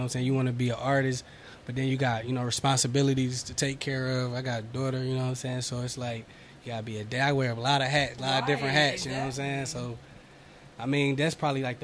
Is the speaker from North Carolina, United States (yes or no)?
yes; Winston-Salem, North Carolina, United States; moved away as an adult; now in Charlotte, United States; I'm originally from Winston-Salem. I've been here in Charlotte for like 4 years now.